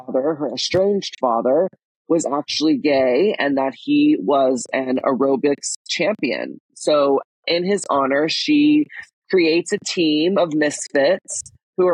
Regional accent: Texas, United States; I grew up in Texas

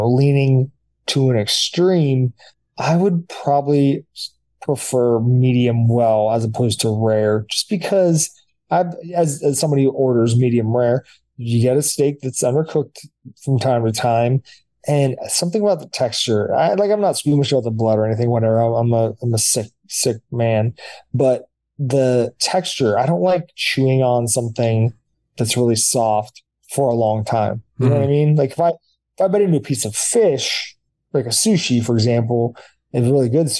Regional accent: United States; I'm an American

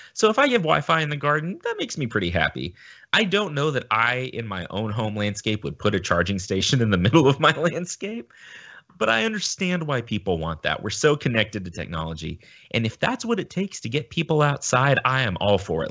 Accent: United States; as a Westerner, as an American

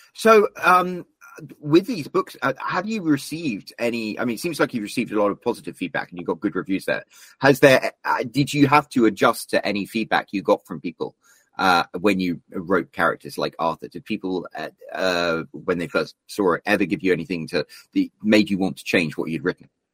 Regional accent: United Kingdom; as a Brit

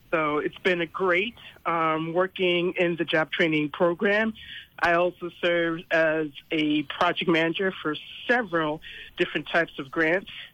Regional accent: New Jersey, United States; moved away as an adult; now in U.S. Virgin Islands; I'm originally from New Jersey

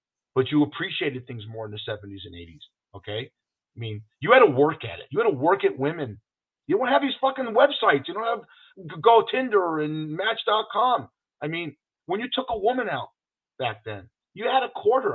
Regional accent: Los Angeles, California, United States; now in Las Vegas, United States; I grew up in Los Angeles, so the weather was always great

